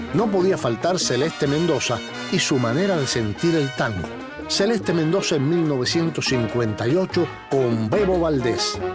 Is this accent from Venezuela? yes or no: no; Cuba; Somos los cubanos